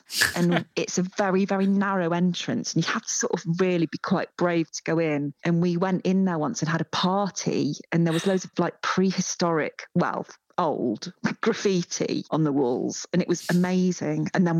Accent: Hull, Yorkshire and the Humber, United Kingdom; born there; also born or lived in Matlock; because sometimes people say that I'm not, because Matlock's the East Midlands, but then I point out I was born in Hull, so I really am a northerner.

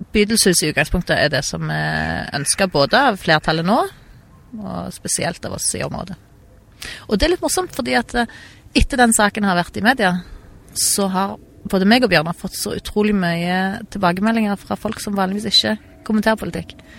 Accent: Stavanger, Rogaland, Norway; also born or lived in Perth, Australia / Bergen; Jeg er født og oppvokst i Stavanger.

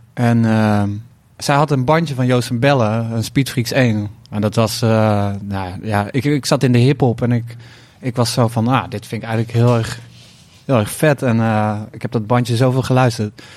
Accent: 's-Hertogenbosch, North Brabant, Netherlands; Uit de echte buurt waar ik ben opgegroeid

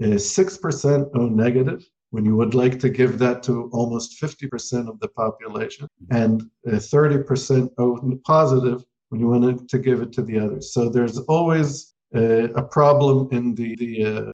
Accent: Israel; also born or lived in United States; I was born in the United States, but I grew up in Israel since the age of 6

